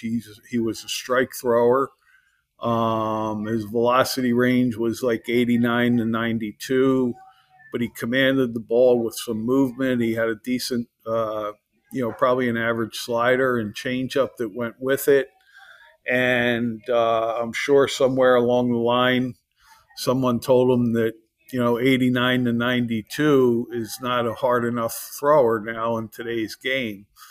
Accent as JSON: {"language": "English", "town": "Philadelphia", "region": "Pennsylvania", "country": "United States", "tie": "born or raised there", "said": "I grew up in the Philadelphia area"}